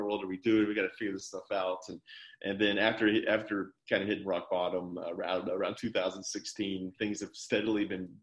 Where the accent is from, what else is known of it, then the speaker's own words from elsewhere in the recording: Huntsville, Alabama, United States; moved away; I am from Huntsville, as I mentioned. I'm a 6th-generation Huntsvillian. We've been here a long time.